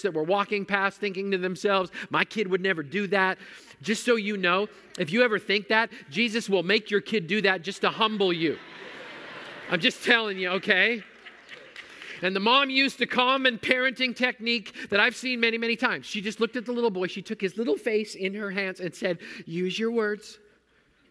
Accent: Manitoba, Canada; I grew up in Manitoba where mosquitoes are big enough to carry off small children

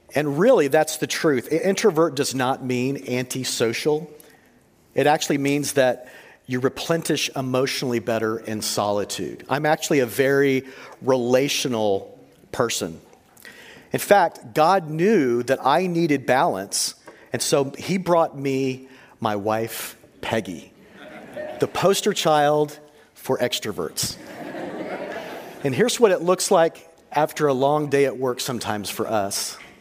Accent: Texas, United States; I grew up in Texas

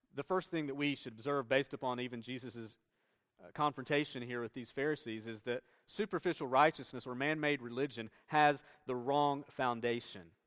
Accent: Tennessee, United States; moved away as an adult; I grew up in Tennessee

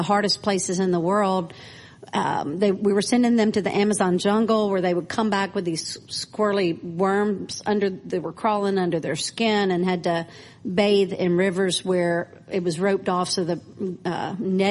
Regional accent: Clinton, Mississippi, United States; moved away as an adult; also born or lived in Nashville, Tennessee; now in Cambodia; I am from Clinton, Mississippi, born and raised, but came to, as soon as I graduated college, came to Nashville. And so Nashville was home for 20 years before I went to Cambodia

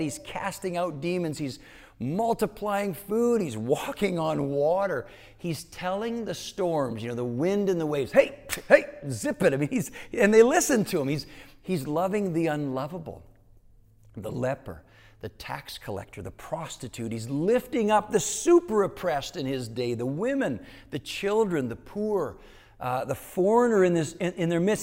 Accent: Canada; moved away; growing up in Canada, Learning Canadian history meant that you would also learn American history

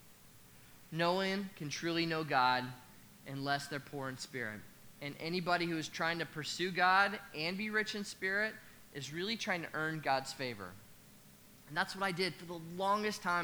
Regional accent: Nebraska, United States; I'm actually from Nebraska

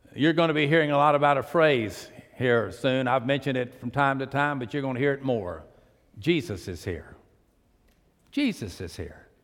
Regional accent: Pasadena, Texas, United States; I was raised on the port. I was raised in Pasadena.

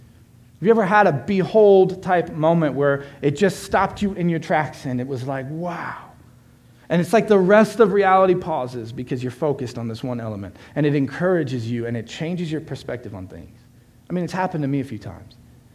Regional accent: Florida, United States; moved away; I'm from Florida

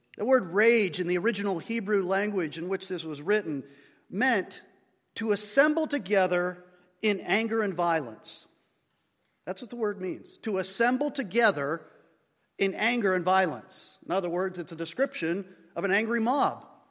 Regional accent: United States; we as an American society

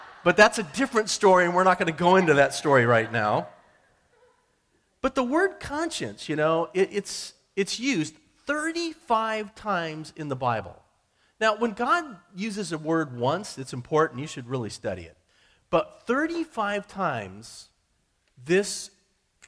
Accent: Billings, Montana, United States; moved away; I'm from Montana, Billings, Montana, originally

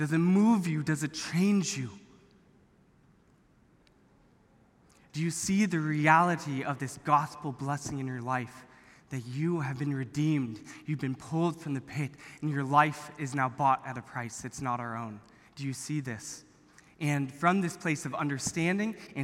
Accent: Orange County, California, United States; I grew up here in Orange County

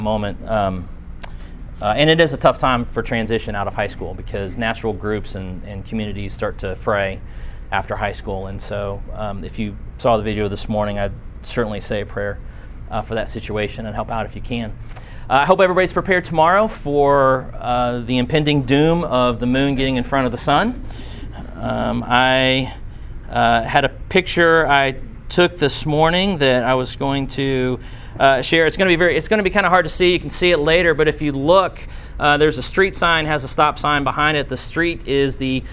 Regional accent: Blue Springs, Missouri, United States; moved away; when I was in first grade growing up in Blue Springs, Missouri, which is outside of Kansas City

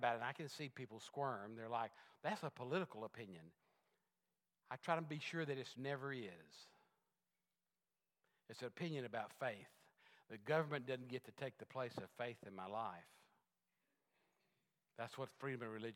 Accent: Texas, United States; I was a Texan. I am a Texan.

